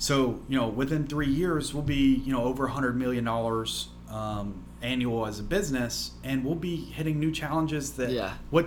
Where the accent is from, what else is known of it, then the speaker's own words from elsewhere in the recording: Alabama, United States; I'm from Alabama